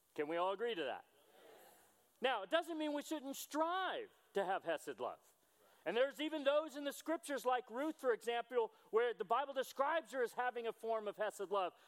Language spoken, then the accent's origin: English; United States; I'm a disciple who is an American